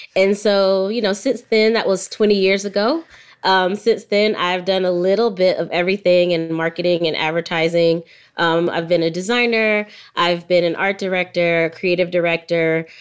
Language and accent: English; Jacksonville, Florida, United States; now in Atlanta, United States; I grew up in Jacksonville, Florida.